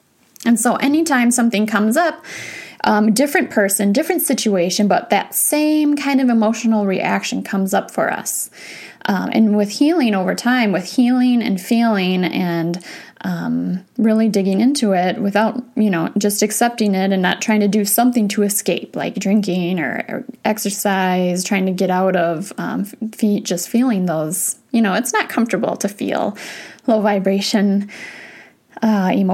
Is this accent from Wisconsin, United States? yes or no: yes; Wisconsin, United States; I grew up in Wisconsin